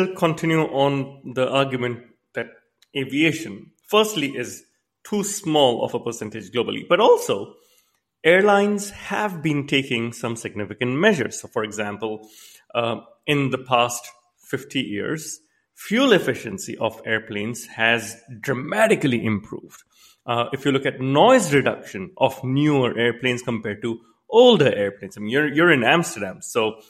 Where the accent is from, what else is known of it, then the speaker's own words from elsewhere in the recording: Canada; I myself, I'm a Canadian